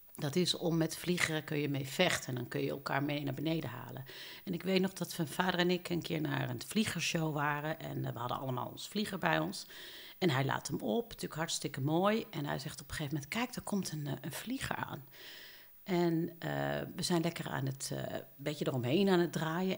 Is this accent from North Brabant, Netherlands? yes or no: yes; Eindhoven, North Brabant, Netherlands; Ik ben geboren in Eindhoven in het zuiden van Nederland. En ehm, ik heb daar een fijne eh, jeugd uh, doorgebracht.